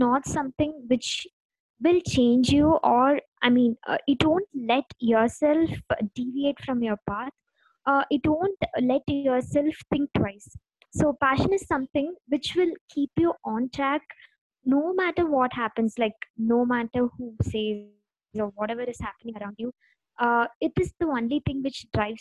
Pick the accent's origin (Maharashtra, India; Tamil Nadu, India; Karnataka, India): Tamil Nadu, India; Dindigul; moved away as an adult; now in Bangalore, India; I'm a girl from Tamil Nadu. So I'm from a small district called Tindakal